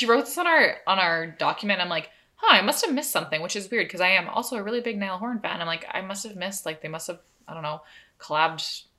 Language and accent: English; Canada; they know that we're Canadian